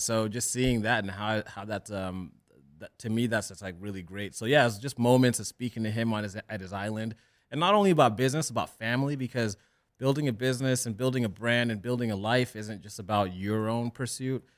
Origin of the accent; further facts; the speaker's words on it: Orange County, California, United States; also born or lived in Kenya; I grew up in Orange County